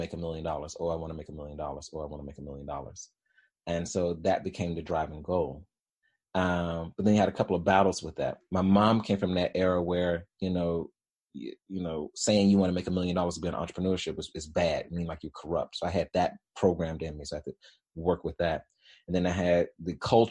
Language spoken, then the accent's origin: English; Birmingham, Alabama, United States; I was born in Birmingham, Alabama, in Woodlawn. And so anybody that knows Birmingham, particularly in the 80s and 90s, Woodlawn was not the place you wanted to be in, right? And so single parent, high school education, and three kids